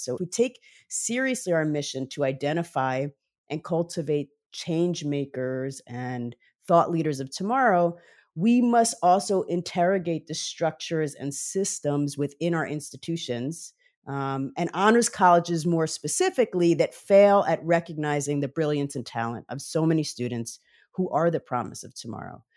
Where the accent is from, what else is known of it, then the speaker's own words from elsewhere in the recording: Montclair, New Jersey, United States; also born or lived in Brooklyn, New York; I'm originally from Brooklyn, New York, but grew up primarily in Montclair, New Jersey